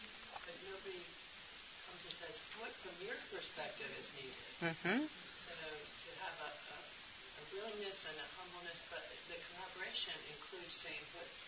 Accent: Vancouver, Washington, United States; Vancouver, Washington.

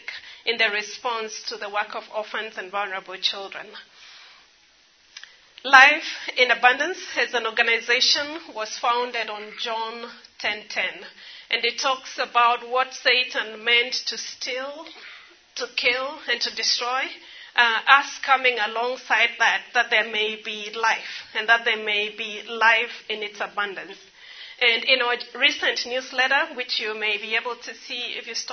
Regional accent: Nairobi, Kenya; also born or lived in Ethiopia; I grew up in Nairobi

